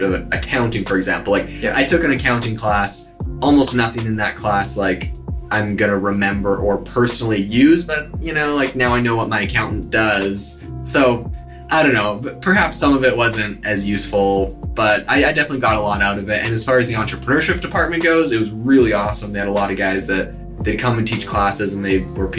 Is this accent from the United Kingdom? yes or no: no; Canada; moved away as an adult; also born or lived in Hawaii; now in Arizona, United States; I'm originally from Canada